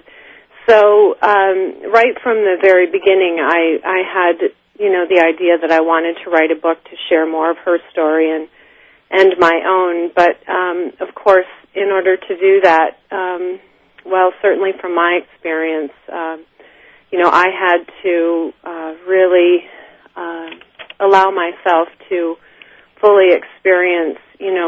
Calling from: New Jersey, United States; I'm calling from New Jersey, my little cottage in New Jersey.

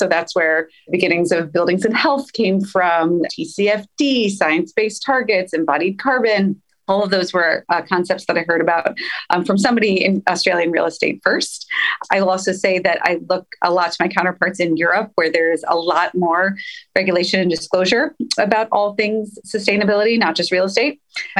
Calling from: Los Angeles, California, United States; I'm hailing in from Los Angeles

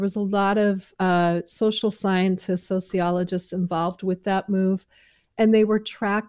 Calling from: San Francisco, California, United States; I'm phoning in from San Francisco, which is home.

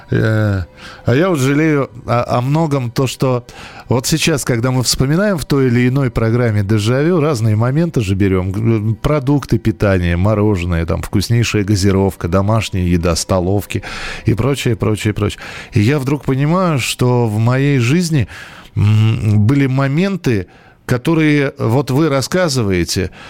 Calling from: Lipetsk, Lipetsk Oblast, Russia; Э, я из Липецка

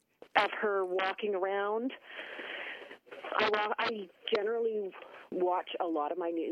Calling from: Valley View, Alberta, Canada; I'm calling from Valley View.

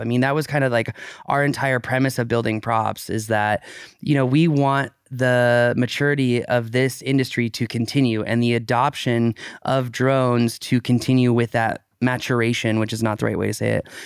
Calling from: Tulsa, Oklahoma, United States; I am calling from Tulsa, Oklahoma.

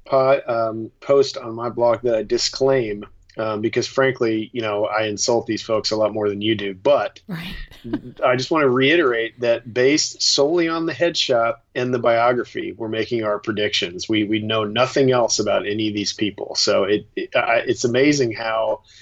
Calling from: New York, United States; i i am officially some guy in new york

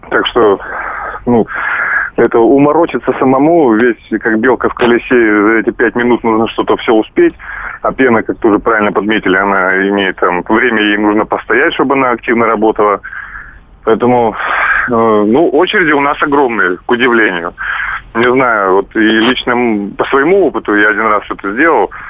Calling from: Crimea, Ukraine; Э, я вам из Крыма звоню.

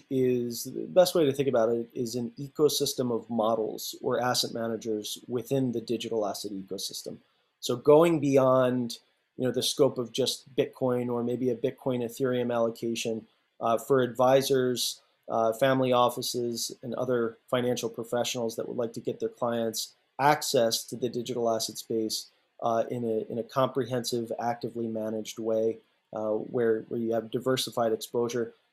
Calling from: Oakland, California, United States; I'm out here in the uh, lovely San Francisco Bay, in the, the hills of Oakland, actually.

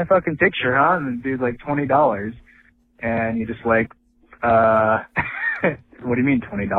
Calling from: Minneapolis, Minnesota, United States; I'm from Minneapolis calling in here.

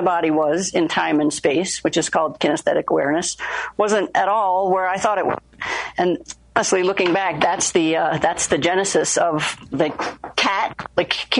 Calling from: Evergreen, Colorado, United States; I'm in beautiful Evergreen, Colorado, actually.

